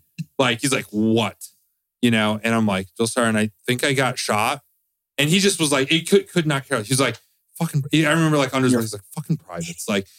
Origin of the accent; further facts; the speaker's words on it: South Dakota, United States; moved away as an adult; I grew up in South Dakota. It's only week five. I don't think I completely acclimated to Georgia yet.